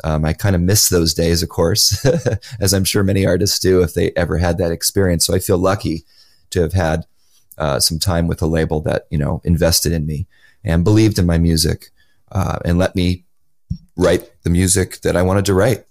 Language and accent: English; Los Angeles, California, United States; my hometown of Los Angeles